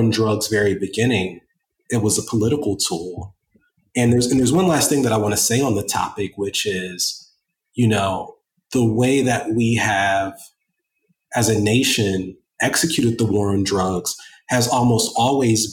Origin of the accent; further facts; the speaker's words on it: Columbus, Ohio, United States; I grew up very poor in Columbus, Ohio, raised by a single mother with two sisters